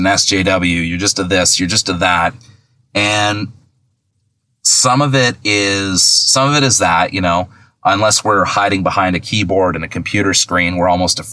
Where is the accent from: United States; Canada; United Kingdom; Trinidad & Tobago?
Canada; Milton, Ontario; accent: Canadian; I'm Canadian. If you can't tell, I'll say a boot instead of about